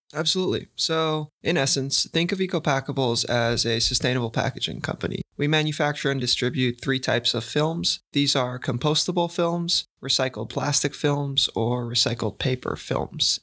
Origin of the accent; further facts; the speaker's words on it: San Diego, California, United States; moved away; growing up, I played tennis, I mean, I played tennis here, and right in front of my house in San Diego, we had a whole tennis club